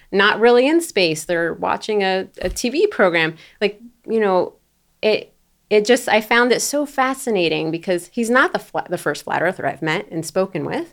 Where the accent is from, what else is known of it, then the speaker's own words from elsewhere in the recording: Florida, United States; moved away; I'm from Florida, I'm from the South